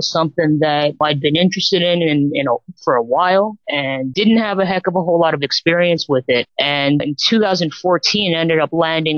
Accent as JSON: {"language": "English", "town": "Vancouver", "region": "British Columbia", "country": "Canada", "tie": "born or raised there", "said": "I was born and raised just across the border here in Vancouver in Canada"}